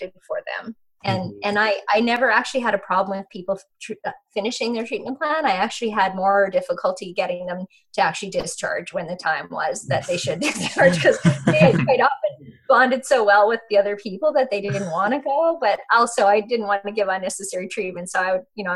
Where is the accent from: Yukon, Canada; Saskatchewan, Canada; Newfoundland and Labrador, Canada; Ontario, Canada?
Yukon, Canada; I grew up in the Yukon in a very small environment